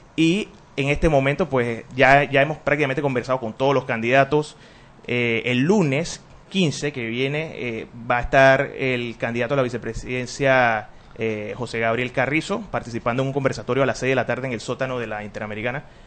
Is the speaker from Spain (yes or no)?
no; Panama; somos panameños